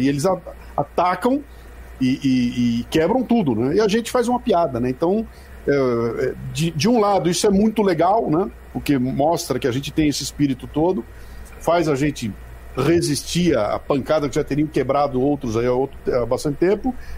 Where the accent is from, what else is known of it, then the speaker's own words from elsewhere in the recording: Bauru, São Paulo, Brazil; moved away as an adult; Sou de Bauru, interior de São Paulo